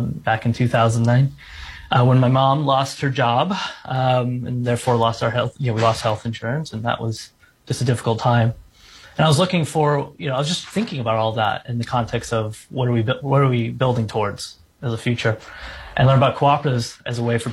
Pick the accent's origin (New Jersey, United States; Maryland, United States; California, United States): California, United States; San Francisco; moved away as an adult; also born or lived in Japan / Berkeley, California; now in Portland, United States; I was born in Japan, but I grew up in San Francisco